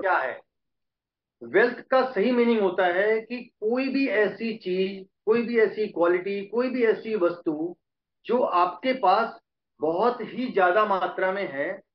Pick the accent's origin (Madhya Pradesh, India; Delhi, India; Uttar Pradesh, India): Uttar Pradesh, India; Prayagraj; also born or lived in Ayodhya; हम प्रयागराज के रहने वाले हैं शुरू से born and brought up in Prayagraj